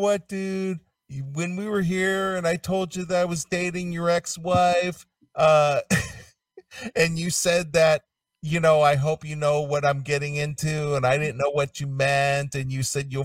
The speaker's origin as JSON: {"language": "English", "region": "Ohio", "country": "United States", "also_born_or_lived": "California", "moved": "as an adult", "said": "I was from Ohio and Midwestern"}